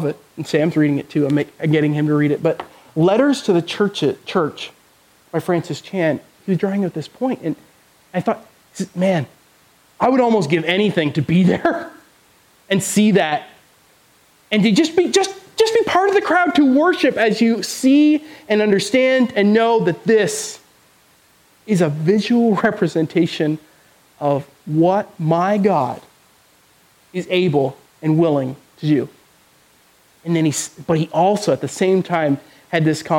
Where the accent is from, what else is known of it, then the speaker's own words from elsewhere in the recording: Canada; moved away; I'm from Canada, if you didn't know. My parents are still in Canada